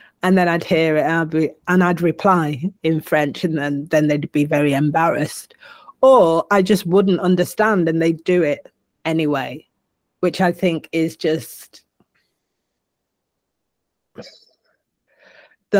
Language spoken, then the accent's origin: English; Manchester, North West England, United Kingdom; I am a Manc, and I am proud of that. I am a Northerner, working class, made good, you know, put it how you will, but I will always be a Manc, and I will always be English